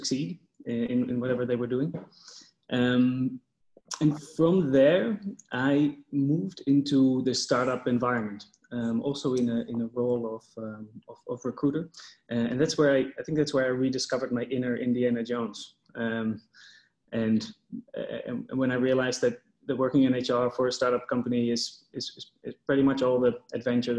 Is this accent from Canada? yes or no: no; Netherlands; I was born in the Netherlands.